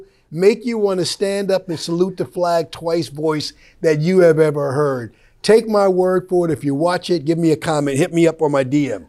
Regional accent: Wyandanch, New York, United States; moved away; also born or lived in Chicago; I grew up in Wyandanch

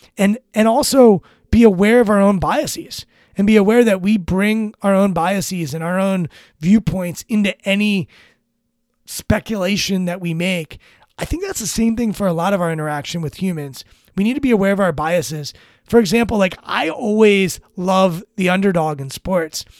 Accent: Washington, District of Columbia, United States; I'm born and raised in Washington, D C, in this area

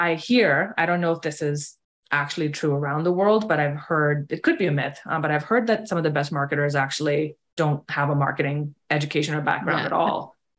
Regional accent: India; moved away; And I've actually lived here for almost 20 years, but I grew up in India. And my dad was in the military, so we moved around a lot. Like, I never really had roots anywhere.

